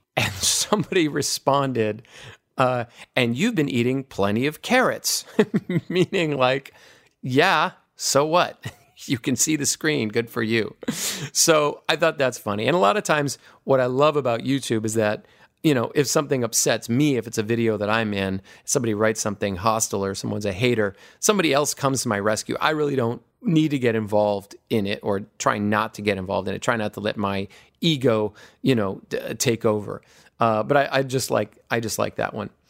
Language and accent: English; Hawaii, United States; I grew up in Hawaii.